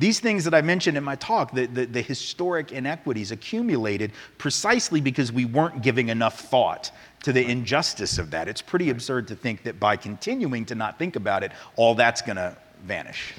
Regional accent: the American South, United States; as a Southerner, you know, I, I, who, whose family did include both those who owned slaves and those who were abolitionists.

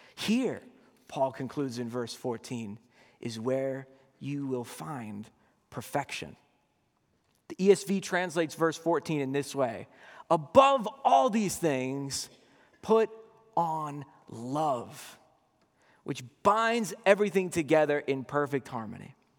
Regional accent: Boston, Massachusetts, United States; I grew up in Boston

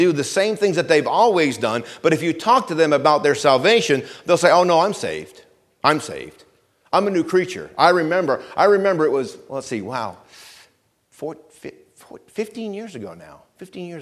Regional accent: Vermont, United States; where I grew up in Vermont

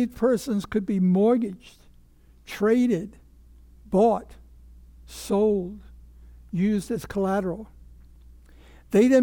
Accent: Virginia, United States; born or raised there

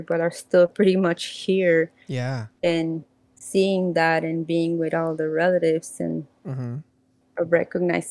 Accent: Mexico; even though I am from Mexico

